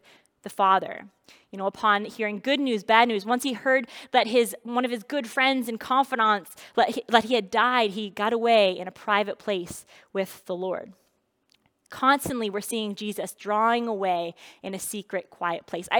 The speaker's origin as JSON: {"language": "English", "region": "New Brunswick", "country": "Canada", "tie": "born or raised there", "said": "I grew up in New Brunswick"}